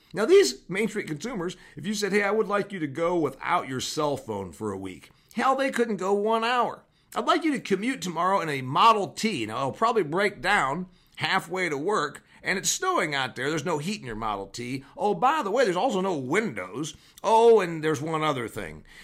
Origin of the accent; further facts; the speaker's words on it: Huntington, Indiana, United States; my hometown of Huntington, Indiana.